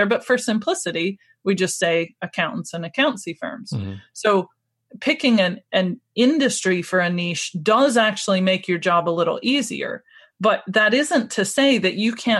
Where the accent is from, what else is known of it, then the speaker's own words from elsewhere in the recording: United States; now in Scotland, United Kingdom; I'm originally from America, but I've lived in Scotland for 17 years now